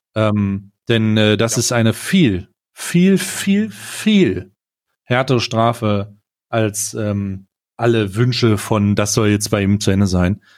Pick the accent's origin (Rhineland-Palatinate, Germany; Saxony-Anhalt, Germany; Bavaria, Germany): Saxony-Anhalt, Germany; Magdeburg; moved away; ich komme, äh, ursprünglich, äh, aus Magdeburg